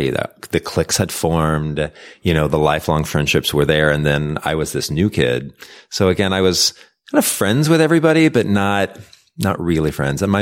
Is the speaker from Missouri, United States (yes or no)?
yes; Missouri, United States; Um, I grew up in a really small town. I went to a one room school.